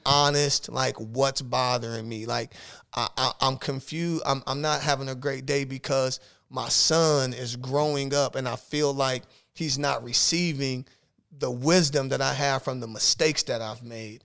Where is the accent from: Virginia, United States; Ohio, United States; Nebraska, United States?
Nebraska, United States; Omaha; moved away as an adult; now in South Dakota, United States; I'm from Omaha, Nebraska